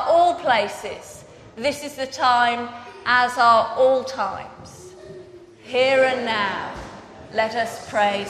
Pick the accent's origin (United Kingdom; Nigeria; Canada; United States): United Kingdom; Birmingham, West Midlands; I grew up in Birmingham